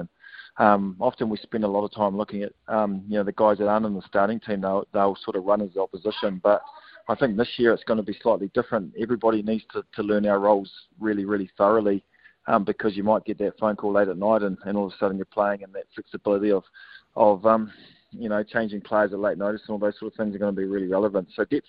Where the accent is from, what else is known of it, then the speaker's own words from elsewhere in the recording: Auckland, New Zealand; We're from Auckland, obviously, and there's a lot of COVID up there.